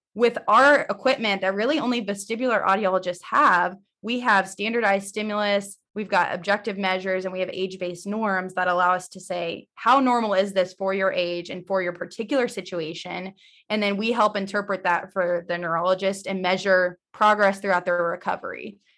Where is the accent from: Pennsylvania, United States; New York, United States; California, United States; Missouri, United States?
Missouri, United States; also born or lived in Indiana / Phoenix; I'm originally from Missouri, so born and raised here